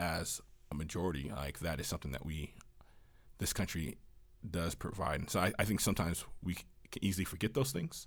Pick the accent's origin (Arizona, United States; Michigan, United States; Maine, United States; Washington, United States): Washington, United States; moved away; growing up in Washington